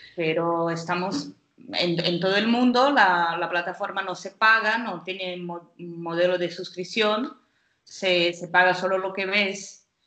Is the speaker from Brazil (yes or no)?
yes; Brazil; Spanish is a second language; now in Portugal; yo soy brasileña.